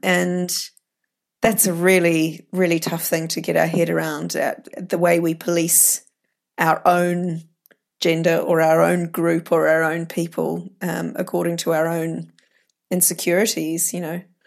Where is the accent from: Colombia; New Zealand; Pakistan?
New Zealand; moved away; I grew up in New Zealand